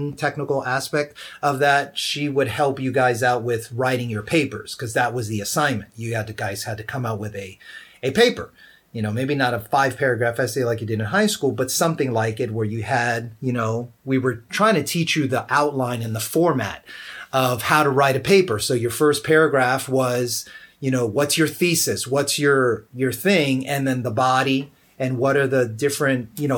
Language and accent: English; United States; also born or lived in Georgia; even though my ancestry was from Puerto Rico, in America, I grew up like all American kids, and I consider myself more American than I do Puerto Rican